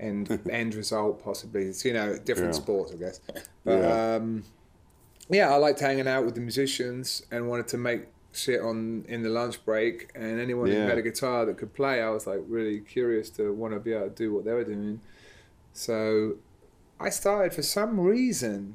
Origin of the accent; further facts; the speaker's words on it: Cambridge, East of England, United Kingdom; growing up in Cambridge, like an hour away from London